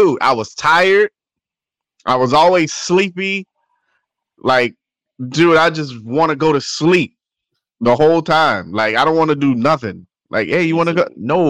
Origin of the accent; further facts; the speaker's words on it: Miami, Florida, United States; moved away as an adult; also born or lived in Louisville, Kentucky; I'm from Miami.